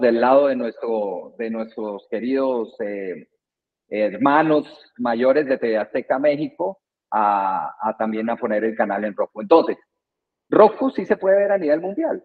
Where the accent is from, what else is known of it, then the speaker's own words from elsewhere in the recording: Colombia; moved away as an adult; now in Guatemala; soy colombiano, llevo 20 años aquí en Guatemala